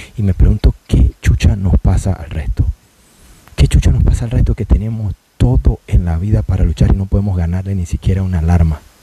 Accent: Panama; somos buenos panameños

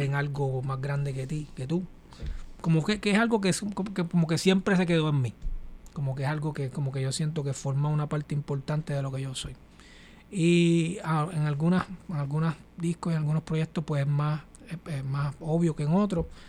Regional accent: San Juan, Puerto Rico; moved away as an adult; also born or lived in Villa Palmera / Carolina, Puerto Rico / Boston; now in New York, United States; Yo soy de, de aquí del área de Santurce. Mi familia, eh, toda mi familia es de residencial Lloren Torres. La familia de mi papá y mi mamá

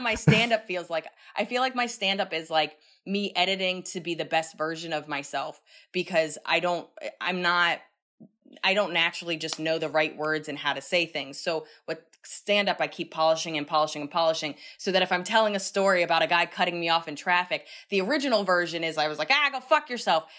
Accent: New York City, New York, United States; I'm still a New Yorker

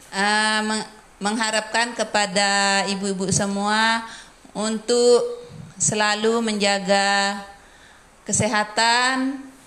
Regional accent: Indonesia

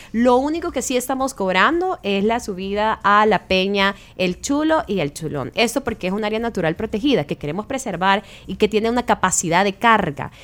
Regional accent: El Salvador; de nosotros como salvadoreños

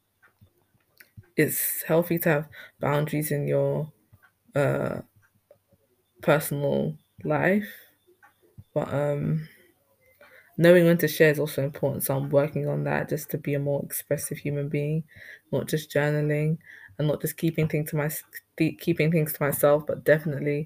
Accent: Ghana; I'm from Ghana and everything was oral back in our society

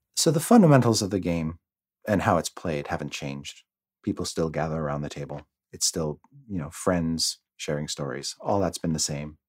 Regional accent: Canada; now in United States; being Canadian

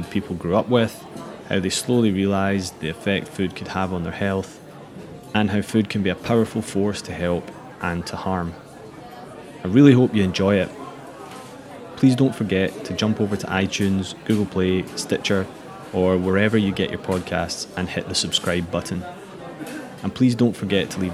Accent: Glasgow, Scotland, United Kingdom; I'm from Glasgow in Scotland

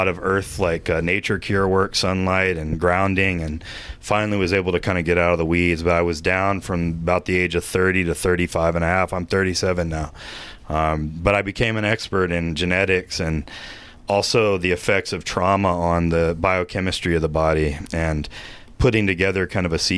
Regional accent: Austin, Texas, United States; I grew up in Austin, the mold capital of the United States

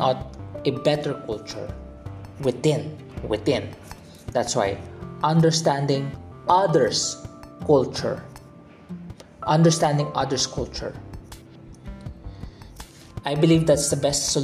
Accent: Philippines; I was brought up in the Philippines. I am Filipino by heart

